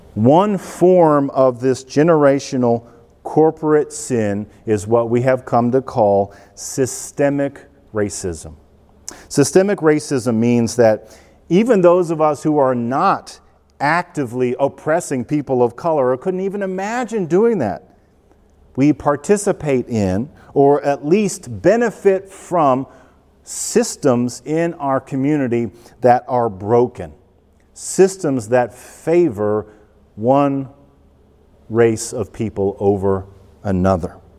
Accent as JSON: {"language": "English", "country": "United States", "said": "We, white, wealthy, educated Americans"}